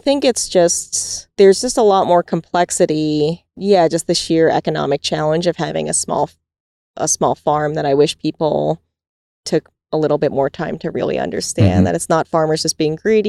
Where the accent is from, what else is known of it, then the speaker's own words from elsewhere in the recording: New York, United States; when I was growing up in New York, when I was a kid